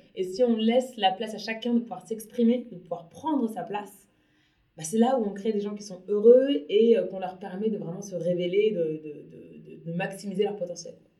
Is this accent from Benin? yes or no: no; Paris, Île-de-France, France; moved away; also born or lived in abroad; j'habite à Paris, enfin je suis née à Paris, j'ai vécu une dizaine d'années à l'étranger